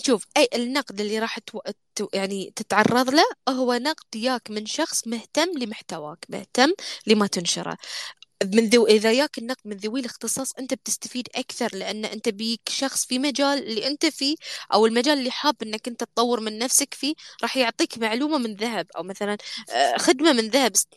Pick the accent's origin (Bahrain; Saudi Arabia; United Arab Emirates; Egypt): Bahrain; احنا عندنا في البحرين